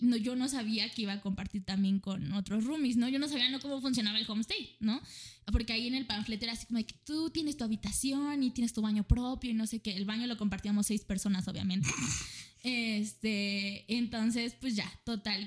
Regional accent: Mexico; soy una estudiante y vengo desde México

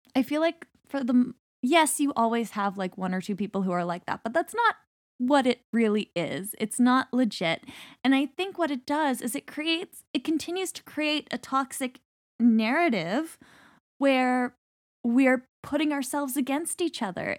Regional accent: Canada; Being Canadian

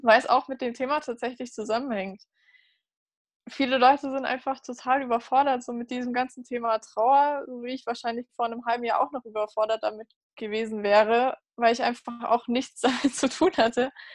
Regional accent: Munich, Bavaria, Germany; ich komme aus München

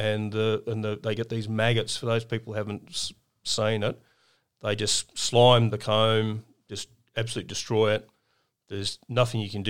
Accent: Brisbane, Queensland, Australia; a kid growing up in Brisbane

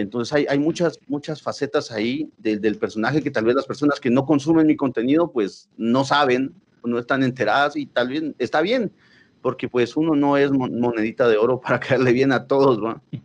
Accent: Quetzaltenango, Guatemala; now in Guatemala City, Guatemala; como nosotros somos de Shela

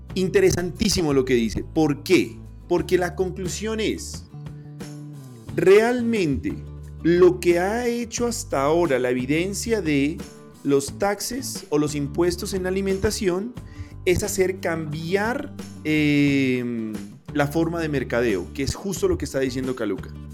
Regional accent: Pasto, Nariño, Colombia; siendo yo pastuso

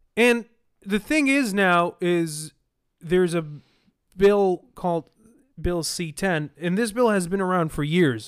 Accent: Libya; now in Canada; I'm from Libya

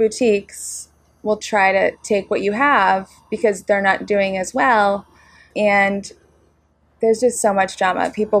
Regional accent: North Shore, Massachusetts, United States; we're from the North Shore.

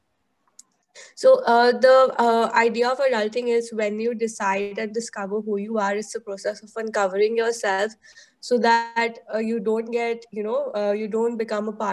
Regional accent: Delhi, India; growing up in Delhi

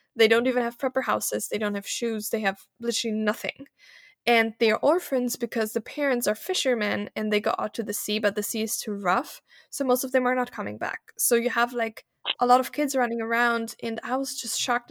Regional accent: Germany; moved away as an adult; also born or lived in Malta; now in Vienna, Austria; I was born in Germany, as you mentioned, in a very German, German environment, right? In a tiny town, everyone was German

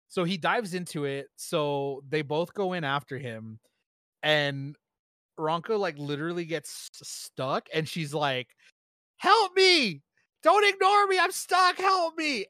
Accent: United States; me being an American

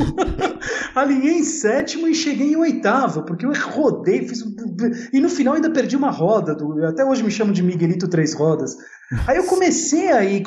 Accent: São Paulo, Brazil; first language Italian; Portuguese is a second language; also born or lived in Porto Alegre, Rio Grande do Sul, Brazil / Italy; sou gaúcho de nascimento, mas paulista de coração, né? Paulista, sem dúvida. Uhum. São 40 anos de São Paulo

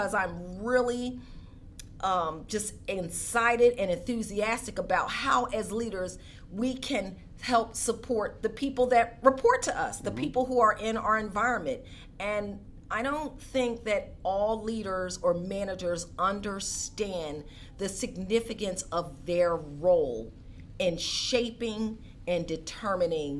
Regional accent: Philadelphia, Pennsylvania, United States; I grew up in Philadelphia

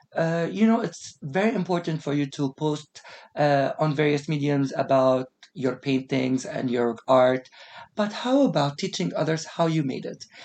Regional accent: United Arab Emirates; also born or lived in Australia; growing up in an Emirati household

